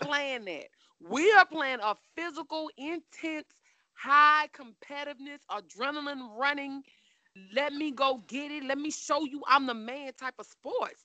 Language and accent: English; Baton Rouge, Louisiana, United States; I'm from Baton Rouge